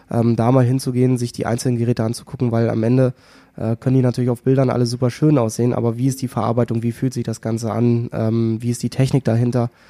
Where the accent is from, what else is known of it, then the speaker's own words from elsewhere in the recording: Northern Germany, Germany; die gab's so ja eh nur hier bei uns im Norden